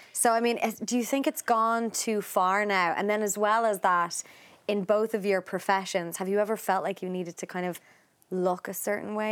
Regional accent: Ireland; growing up in Ireland

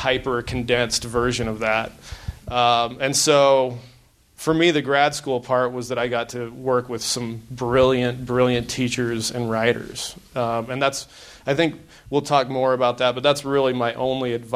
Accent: Wyoming, United States; I grew up in Wyoming

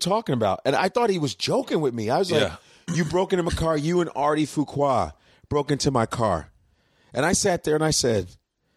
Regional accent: Chicago, Illinois, United States; also born or lived in Lincoln, Nebraska; I was raised in Chicago. I was born there

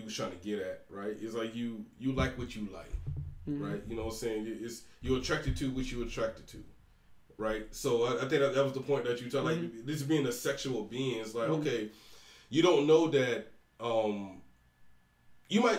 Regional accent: Georgia, United States; moved away; I was raised in Georgia, right? So Deep South

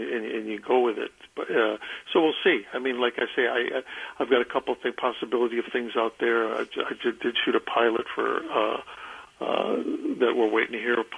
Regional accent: Chicago, Illinois, United States; I was from Chicago

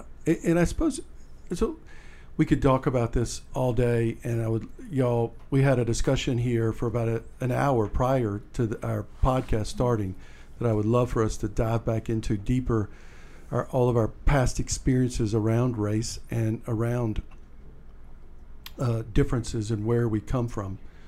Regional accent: Deep South, United States; And so for me, I am from the Deep South, and there's a lot in that that I don't like.

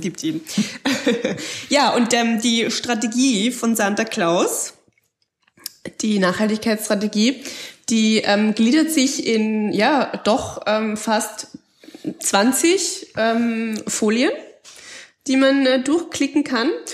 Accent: Austria; bei uns in Österreich

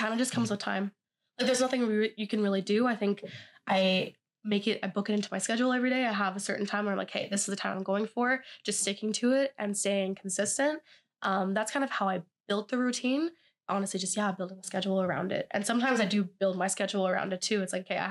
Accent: Ottawa, Ontario, Canada; moved away as an adult; now in Kingston, Canada; I am actually from Ottawa.

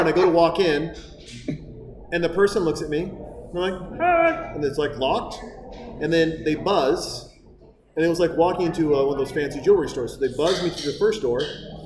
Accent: Montana, United States; I'm from Montana

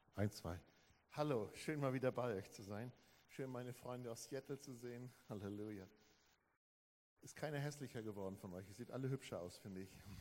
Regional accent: Germany; als Deutsche

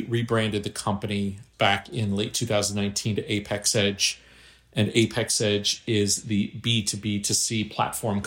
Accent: Miami, Florida, United States; I grew up in Miami

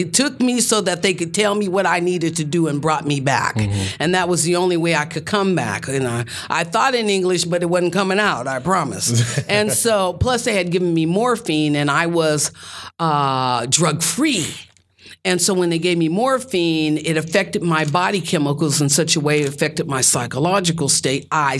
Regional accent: Denver, Colorado, United States; born there; I was born in Denver, Colorado.

